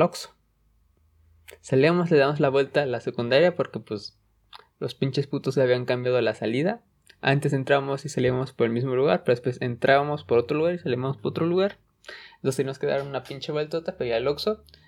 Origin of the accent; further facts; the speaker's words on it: Mexico; en, México estamos